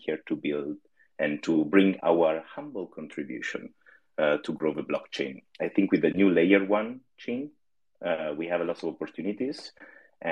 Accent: Italy; now in Netherlands; I'm originally from Italy

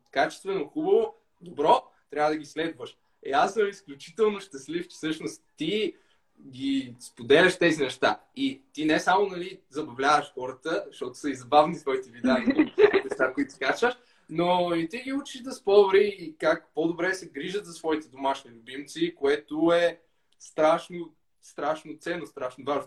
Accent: Bulgaria; аз така като класически българин с менталитета

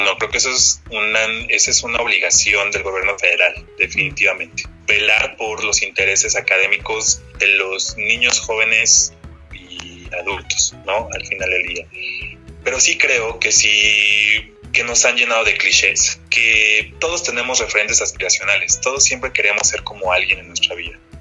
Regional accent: Mexico; nosotros como mexicanos

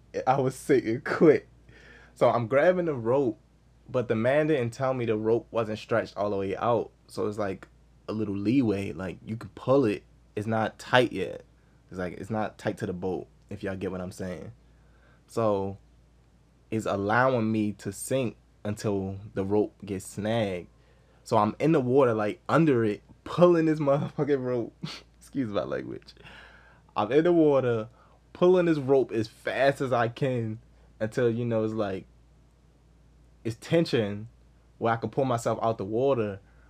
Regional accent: Baltimore, Maryland, United States; Where from, Maryland? I'm from Baltimore.

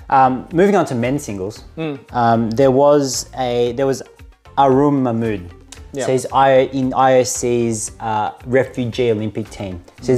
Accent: Australia; because we're Australian

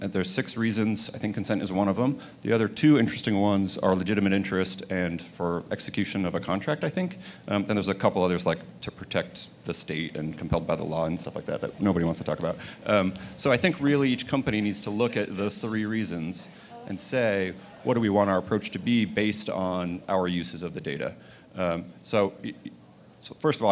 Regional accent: United States

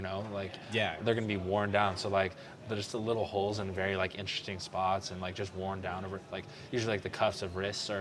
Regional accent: Springfield, Oregon, United States; now in Eugene, United States; I'm living in Eugene now, but I'm from Springfield

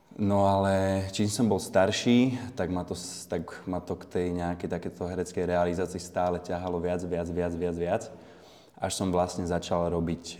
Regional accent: Bratislava, Bratislava Region, Slovakia; Pochádzam z Račianského mýta, to je také sídlisko nedaleko centri Bratislavy

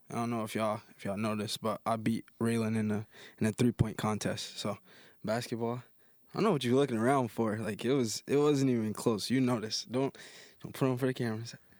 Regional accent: Jacksonville, Florida, United States; Growing up in Duval

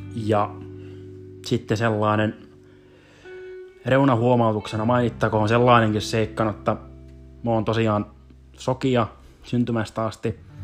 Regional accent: South Ostrobothnia, Finland; accent: South Ostrobothnian; moved away as an adult; now in Helsinki, Finland; suurin osa olisi eteläpohjalaisittain praatattua sen tähden, kun sieltä kuitenkin kuitenkin kotoosin, kotoosin on

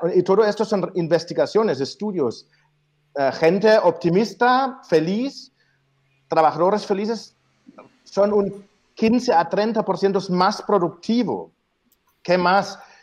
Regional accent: Germany; moved away; Yo soy el alemán

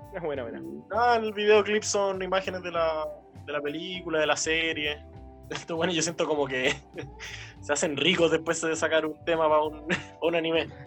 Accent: Viña del Mar, Valparaíso, Chile; nosotros somos de Viña en general

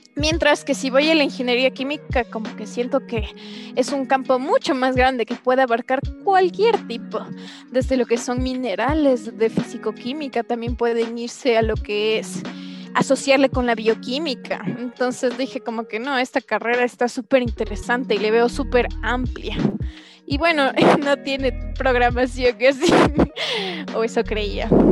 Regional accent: Ecuador; ingenierías en mi país, el Ecuador

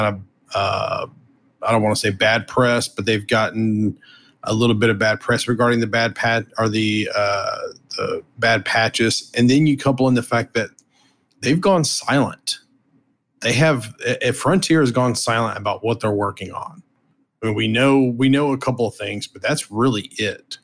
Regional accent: the South, United States; I'm from the South

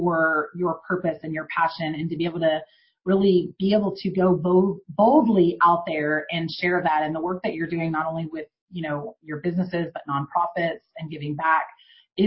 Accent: Houston, Texas, United States; I grew up in Houston

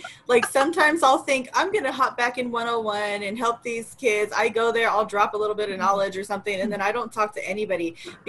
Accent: San Francisco Bay Area, California, United States; I'm hella from the Bay.

